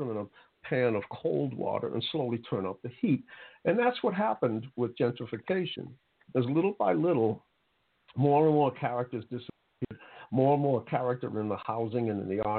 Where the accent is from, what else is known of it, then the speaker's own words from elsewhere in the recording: Boston, Massachusetts, United States; grew up in Roxbury